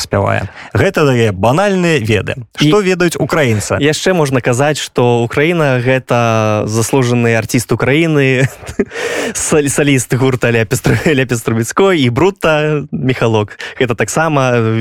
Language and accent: Belarusian; Belarus; я як беларус я разумею украінскую